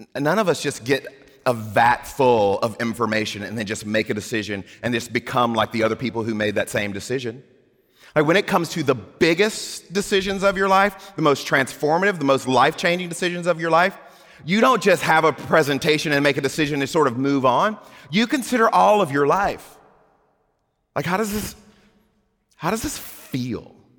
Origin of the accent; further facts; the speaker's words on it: Gulf Coast of Mississippi, United States; I grew up on the Gulf Coast of Mississippi